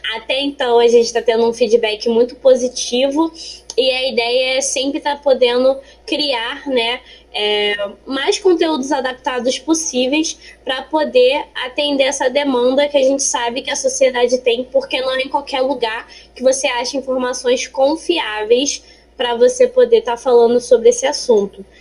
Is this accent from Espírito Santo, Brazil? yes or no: no; Rio de Janeiro, Brazil; tenho 24 anos, sou carioca, estou terminando aqui minha faculdade de Ciências Biológicas na UERJ, Maracanã